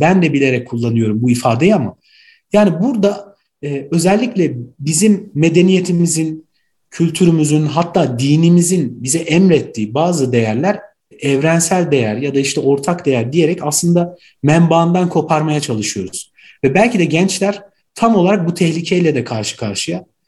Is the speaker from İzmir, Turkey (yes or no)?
no; Ankara, Turkey; also born or lived in Gaziantep; Ankara doğumluyum. Aslen Gaziantep'liyim